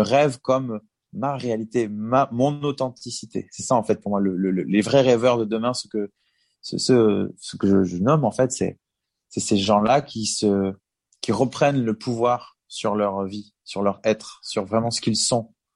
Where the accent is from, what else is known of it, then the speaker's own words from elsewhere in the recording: Bordeaux, Nouvelle-Aquitaine, France; On était quand même chez nous à Bordeaux